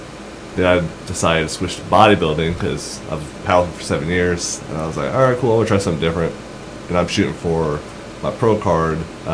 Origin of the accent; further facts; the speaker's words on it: Lawton, Oklahoma, United States; I was born and raised in Lawton.